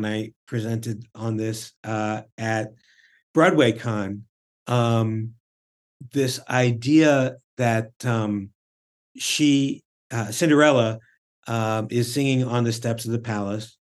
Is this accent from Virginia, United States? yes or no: no; St. Louis, Missouri, United States; I live in St. Louis, or I grew up in St. Louis